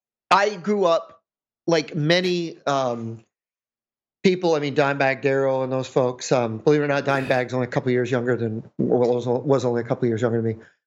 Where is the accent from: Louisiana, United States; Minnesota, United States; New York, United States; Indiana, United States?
New York, United States; I'm a New Yorker, so obviously, you know, New York boys.